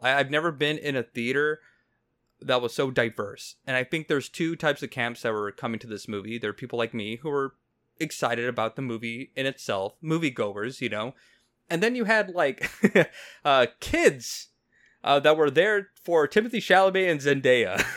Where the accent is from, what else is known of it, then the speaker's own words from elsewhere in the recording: Mexico; I'm Mexican, so I can't excuse my my accent.